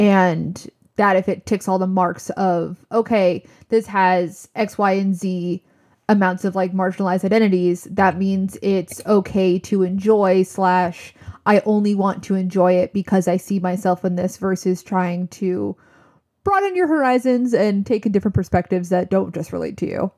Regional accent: New Jersey, United States; we're from Jersey.

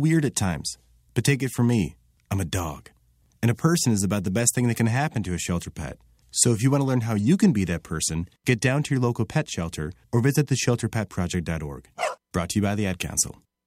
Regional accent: Andover, Massachusetts, United States; growing up in Andover, as I did

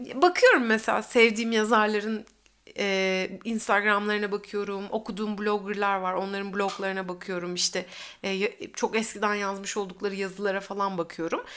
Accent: İzmir, Turkey; also born or lived in Uşak; biz Bornovalıyız yani. Üç, üç kuşaktır Bornova'da oturuyoruz.

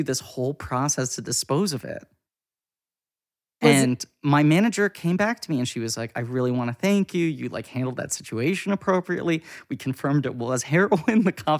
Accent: New York, United States; I was very privileged growing up in New York.

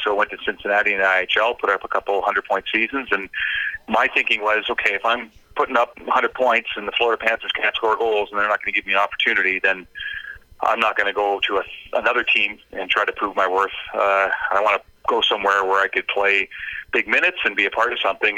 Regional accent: North Vancouver, British Columbia, Canada; moved away as an adult; also born or lived in Germany / Switzerland; born and raised on the North Shore in North Vancouver

